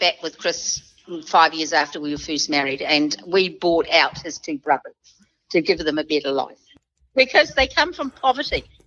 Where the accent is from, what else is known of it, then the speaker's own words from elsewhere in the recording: New Zealand; I'm a New Zealander.